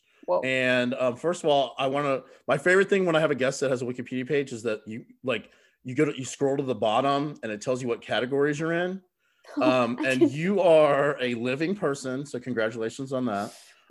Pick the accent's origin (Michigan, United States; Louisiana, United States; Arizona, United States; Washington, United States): Louisiana, United States; Bossier City; born there; now in Atlanta, United States; I was born in Bossier City, Louisiana.